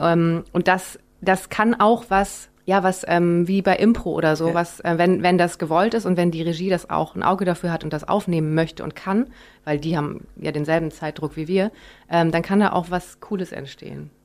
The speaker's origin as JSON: {"language": "German", "region": "Rhineland", "country": "Germany", "said": "als Rheinländerin"}